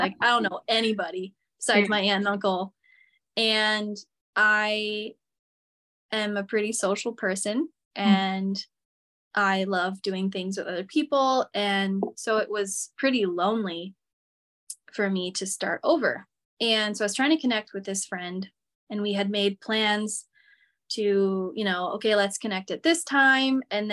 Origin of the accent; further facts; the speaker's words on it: Michigan, United States; moved away as an adult; also born or lived in Seattle; when I moved from Michigan to Seattle, I grew up in Michigan my whole life